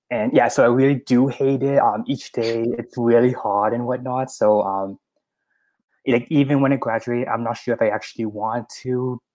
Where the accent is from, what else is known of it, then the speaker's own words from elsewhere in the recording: Toronto, Ontario, Canada; I'm Toronto.